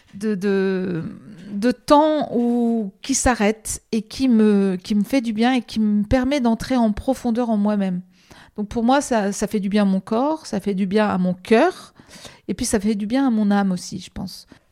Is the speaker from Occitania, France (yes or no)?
no; the Nord, Hauts-de-France, France; moved away as an adult; also born or lived in Marseille; now in Paris, France; À partir de l'âge de 9 ans, j'allais à vélo euh, à l'école. Et euh, je suis du Nord